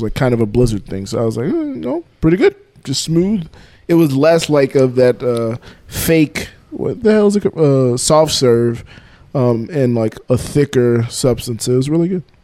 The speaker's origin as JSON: {"language": "English", "region": "Florida", "country": "United States", "said": "I'm from Florida"}